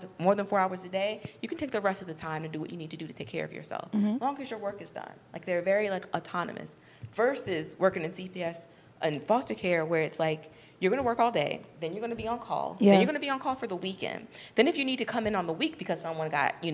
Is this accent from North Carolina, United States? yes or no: no; New York, United States; moved away; I'm from New York.